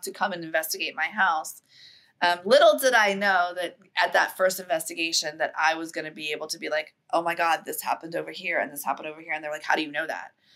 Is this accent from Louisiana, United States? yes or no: yes; New Orleans, Louisiana, United States; I'm from New Orleans. I've lived there I've lived in Louisiana my whole life.